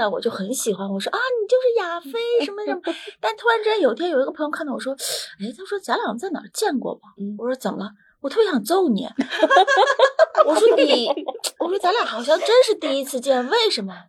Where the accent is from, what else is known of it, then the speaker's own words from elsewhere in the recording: South China, China; also born or lived in Beijing; 可能是因为我是南方人的关系，就是那个声音的语调都是往上走的，不是像那个北方人的声音语调是往下的。